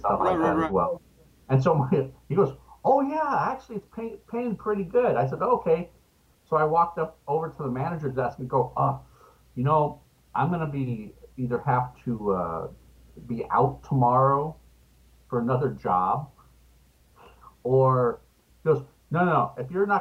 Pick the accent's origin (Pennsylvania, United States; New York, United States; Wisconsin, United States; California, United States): California, United States; Los Angeles; also born or lived in Richmond, Virginia; at the ripe old age of 2, my parents moved to California. And I've basically been here ever since, in Los Angeles